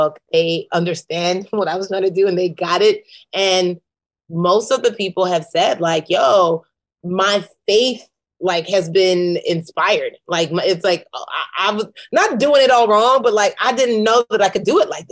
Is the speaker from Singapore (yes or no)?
no; Nigeria; I'm a Nigerian woman